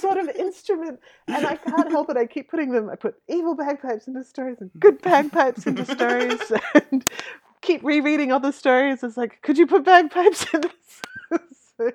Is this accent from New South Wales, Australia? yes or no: no; Western Queensland, Australia; I grew up in Western Queensland